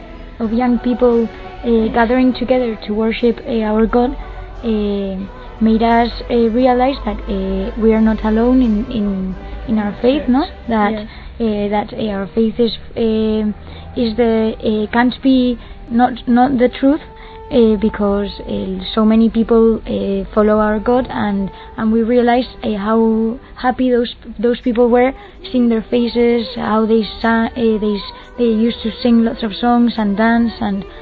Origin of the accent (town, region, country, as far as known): Madrid, Community of Madrid, Spain; English is a second language